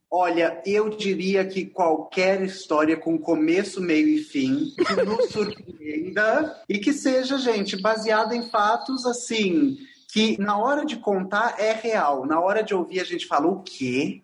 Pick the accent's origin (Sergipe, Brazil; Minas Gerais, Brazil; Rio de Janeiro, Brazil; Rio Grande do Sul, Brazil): Rio de Janeiro, Brazil; accent: carioca; Como vocês já devem ter visto pelo meu sotaque, eu sou carioca